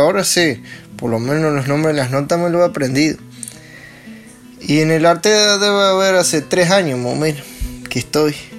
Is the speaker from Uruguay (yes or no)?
yes; Los Cerrillos, Canelones, Uruguay; soy acá de los cerrillos, Canelón de donde era Juan Pedro López